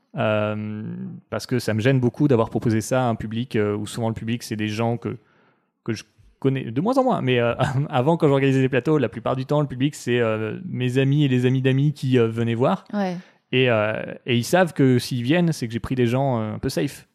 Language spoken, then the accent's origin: French; France; nous fait du mal en tant que Français